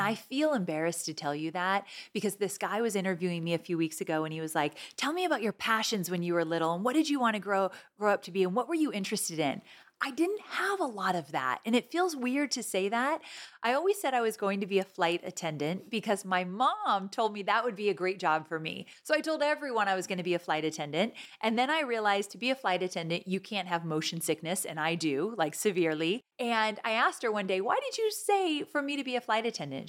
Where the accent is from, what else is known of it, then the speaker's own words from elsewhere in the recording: Orange County, Southern California, United States; We grew up in Southern California, Orange County area.